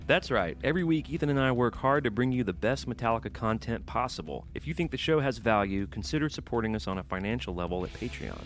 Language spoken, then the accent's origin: English; the South, United States; growing up in the South.